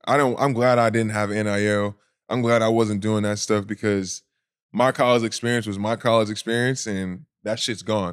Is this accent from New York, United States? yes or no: no; Anaheim, California, United States; also born or lived in the Southern United States; I was born in Anaheim, California. Uh, my parents from the South, so I needed some time back, um, in the South right after, then I moved back to California. So, I would say California, born and raised.